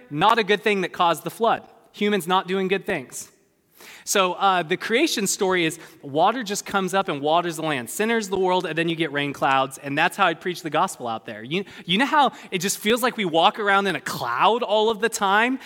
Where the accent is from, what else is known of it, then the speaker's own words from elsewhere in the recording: California, United States; I'm a Californian.